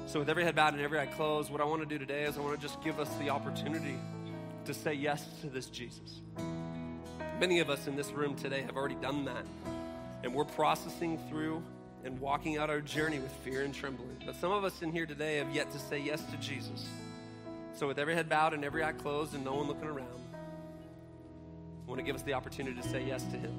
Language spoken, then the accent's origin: English; Seattle, Washington, United States; I grew up in Seattle